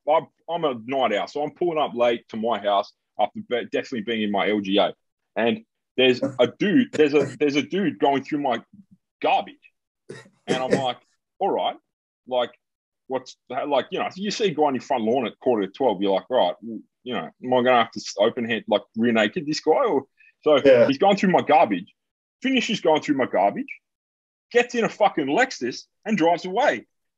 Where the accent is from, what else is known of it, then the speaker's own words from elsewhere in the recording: England, United Kingdom; Like, I'm an English guy. I can't do math